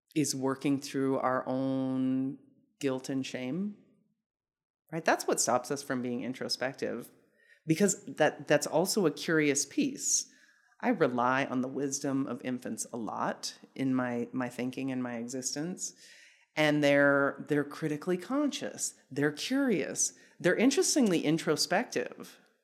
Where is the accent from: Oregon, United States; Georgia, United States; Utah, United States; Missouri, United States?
Utah, United States; Salt Lake City; moved away as an adult; I grew up in Salt Lake City, Utah from the time I was three until I left for graduate school.